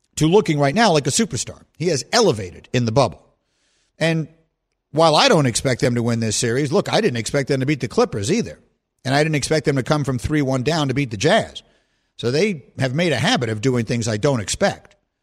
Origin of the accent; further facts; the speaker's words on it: New York, United States; moved away as an adult; also born or lived in Chicago; I grew up in New York, but then I grew up again in Chicago